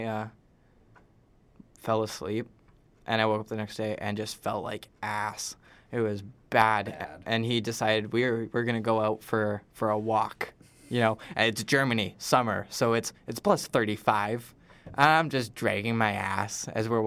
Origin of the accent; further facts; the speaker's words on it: Selkirk, Manitoba, Canada; my hometown, Selkirk